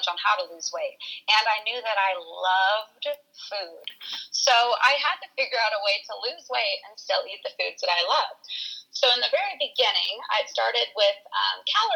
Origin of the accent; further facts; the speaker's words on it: San Diego, California, United States; now in Missouri, United States; I was born and raised in San Diego, California, but my family moved to Missouri